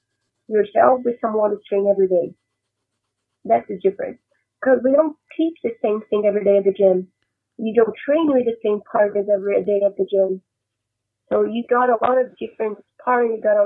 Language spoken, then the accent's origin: English; Brasília, Federal District, Brazil; moved away; it was in Brasilia, my hometown